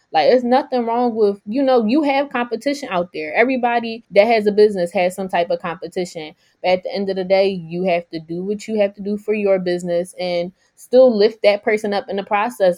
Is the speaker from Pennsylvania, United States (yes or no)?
yes; Philadelphia, Pennsylvania, United States; I'm from Alney